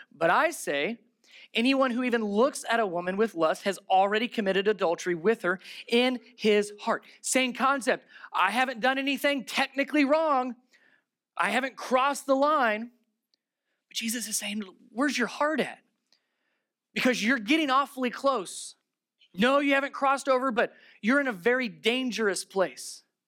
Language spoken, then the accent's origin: English; Ohio, United States; I'm from Ohio